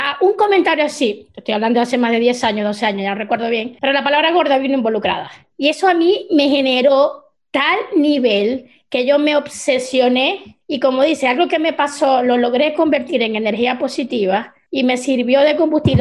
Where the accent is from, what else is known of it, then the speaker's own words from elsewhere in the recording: Venezuela; así somos los venezolanos